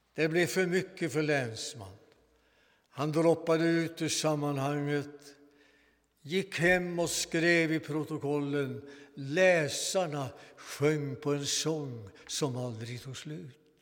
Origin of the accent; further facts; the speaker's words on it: Svanvik, Västra Götaland, Sweden; När jag var 15 år välkomnades jag till församlingen i min hembygd